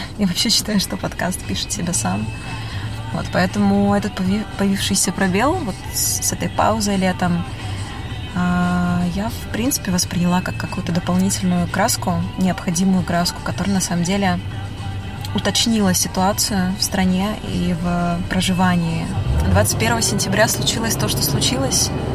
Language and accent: Russian; Almaty, Kazakhstan; moved away as an adult; also born or lived in Berlin, Germany; now in Saint Petersburg, Russia; я родилась в Алмате, в Казахстане